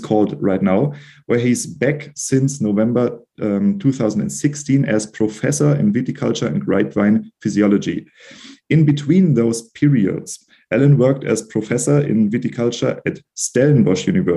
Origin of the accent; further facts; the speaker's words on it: Germany; I'm from Germany and sometimes I do not pronounce them correctly.